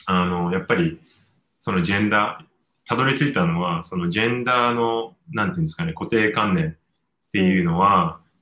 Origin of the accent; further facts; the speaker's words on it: Japan; moved away; also born or lived in United States / Hong Kong; 日本に帰って、仕事の関係ですね、日本に帰ってき,、たんですね、結婚した直後に。はい。で、じゃあ日本、私の母国母国